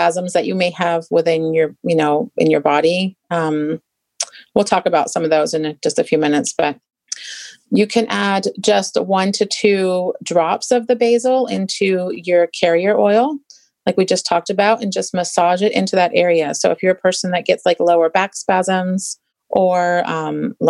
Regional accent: England, United Kingdom; moved away; I grew up in England

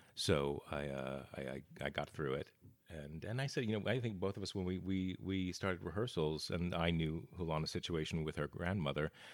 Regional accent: Bergen County, New Jersey, United States; also born or lived in Los Angeles, United States; now in Portland, United States; originally New Jersey, right outside New York uh, in Bergen County

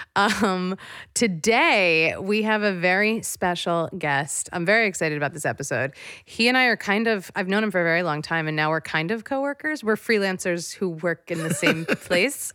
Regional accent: East Coast, United States

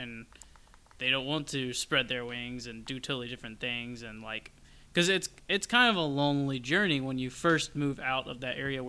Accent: Milledgeville, Georgia, United States; moved away; also born or lived in Haddock, Georgia / Marietta, Georgia; I've always considered Milledgeville my hometown because Haddock's not big enough for me to consider a town.

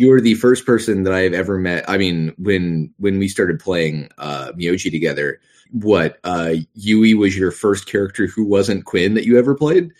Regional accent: the South, United States; accent: Southern; growing up in the South, doing a Southern accent is very easy

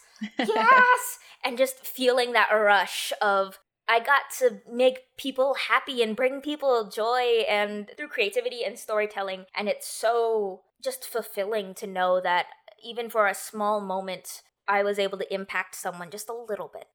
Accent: United States; I'm Filipino by blood, but I've been, I was born in America, I've been raised American, I've never been to the Philippines

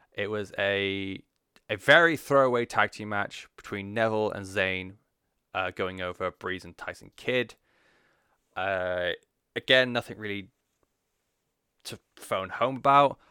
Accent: England, United Kingdom; I'm English

